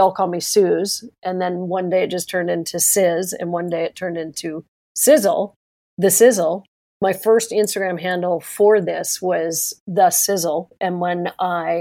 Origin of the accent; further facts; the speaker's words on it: Washington, District of Columbia, United States; moved away as an adult; also born or lived in New York; I grew up in Washington, D.C.